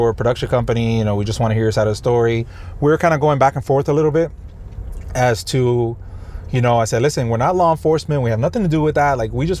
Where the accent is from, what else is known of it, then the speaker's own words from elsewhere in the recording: Miami, Florida, United States; I was like, I'm actually from Miami